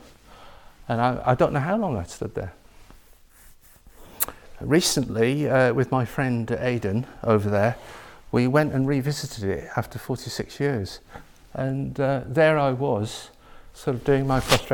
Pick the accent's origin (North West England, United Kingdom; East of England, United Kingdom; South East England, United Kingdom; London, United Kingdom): North West England, United Kingdom; Lake District, Cumbria; I grew up in the Lake District near Windermere in Cumbria